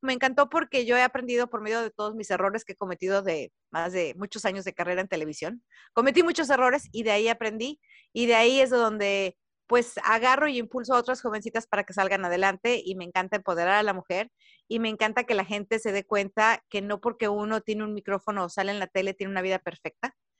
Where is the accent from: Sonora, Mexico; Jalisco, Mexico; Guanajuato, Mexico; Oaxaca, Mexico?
Jalisco, Mexico; moved away as an adult; now in United States; Yo soy mexicana, soy de Jalisco, tengo 20 años viviendo en Estados Unidos